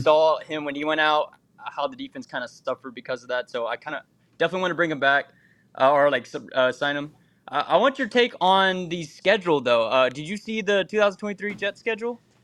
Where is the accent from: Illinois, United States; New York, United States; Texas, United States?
Texas, United States; moved away; I'm from Texas